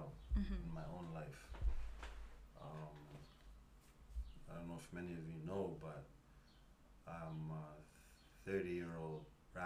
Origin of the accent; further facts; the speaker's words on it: Toronto, Ontario, Canada; moved away as an adult; now in Edmonton, Canada; I'm a Canadian-born Rwandan who was born in Toronto, Canada. Big up Toronto, T.6 side, you know? But I moved to Edmonton actually 7 years